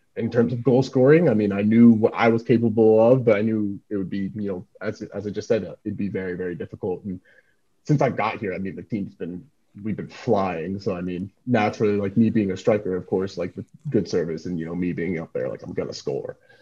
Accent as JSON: {"language": "English", "country": "United States", "tie": "born or raised there", "said": "me growing up in the States"}